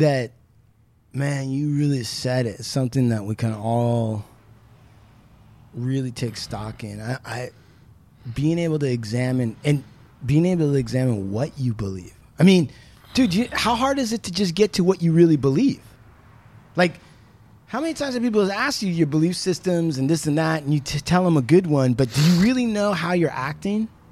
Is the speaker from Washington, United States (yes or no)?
yes; Puyallup Indian Reservation, Washington, United States; I grew up on the Puyallup Indian Reservation.